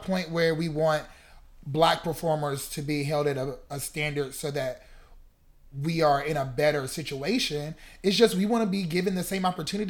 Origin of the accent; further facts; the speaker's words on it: North Carolina, United States; moved away as an adult; now in Chicago, United States; I'm from North Carolina, so that's South.